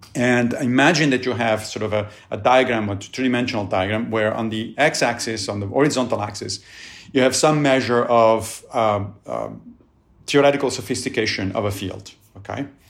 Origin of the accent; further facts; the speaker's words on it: Rome, Lazio, Italy; moved away; I grew up in Italy and in, in Rome